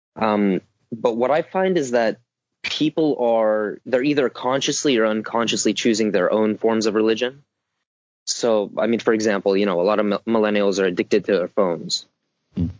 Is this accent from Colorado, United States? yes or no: no; Southern California, United States; I come from Southern California